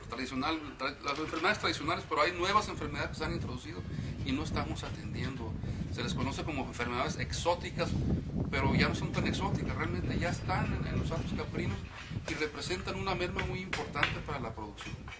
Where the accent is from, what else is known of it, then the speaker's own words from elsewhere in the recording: Baja California Sur, Mexico; Nosotros somos de los pocos subcalifornianos de pura cepa que quedamos en Baja California Sur.